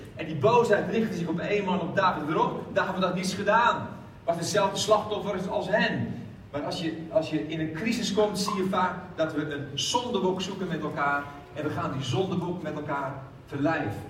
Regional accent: Haarlem, North Holland, Netherlands; ik kom uit Haarlem

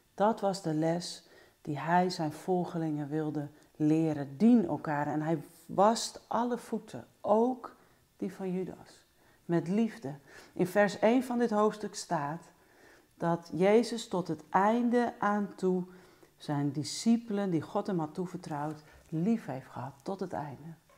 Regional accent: Netherlands

